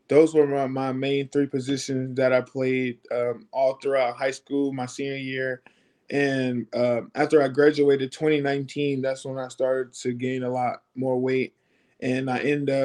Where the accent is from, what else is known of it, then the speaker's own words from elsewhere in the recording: Kansas City, United States; I'm from Kansas City